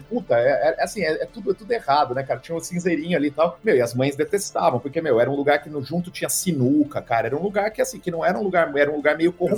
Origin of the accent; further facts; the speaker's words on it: Catanduva, São Paulo, Brazil; eu nasci em Catanduva, né? Cara, quando eu tinha uns 9, cara, pra 10 anos mais ou menos, eu tinha uma livraria, né, lá em Catanduva